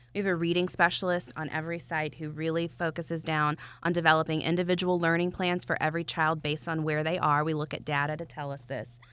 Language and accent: English; Atlanta, Georgia, United States; I'm from Atlanta